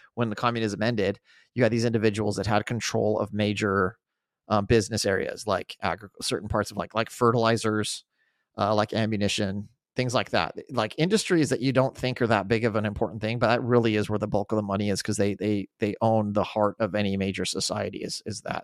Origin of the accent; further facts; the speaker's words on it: Albuquerque, New Mexico, United States; I grew up in Albuquerque.